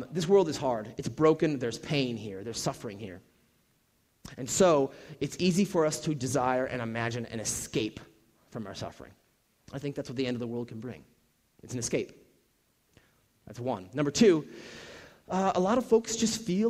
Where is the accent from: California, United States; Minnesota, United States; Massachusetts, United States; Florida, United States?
Minnesota, United States; moved away; I'm originally from Minnesota, and so, our football team is the Vikings